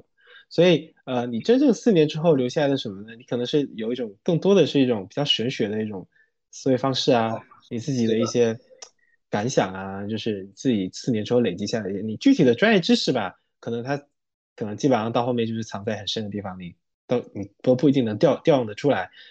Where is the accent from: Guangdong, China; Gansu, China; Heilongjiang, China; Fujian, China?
Fujian, China; Quanzhou; accent: Quanzhou Minnan; moved away as an adult; 我是泉州的